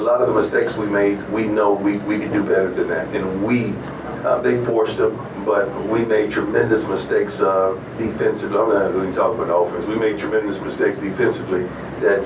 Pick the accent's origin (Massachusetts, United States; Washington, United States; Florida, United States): Florida, United States; I'm from Florida, and I like Florida dogs because that's where I come from.